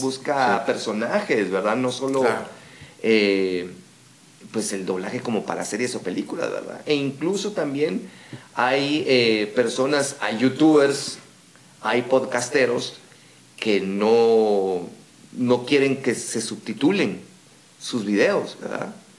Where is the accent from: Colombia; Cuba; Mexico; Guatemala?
Guatemala; accent: Guatemalan; nosotros tenemos nuestro acento guatemalteco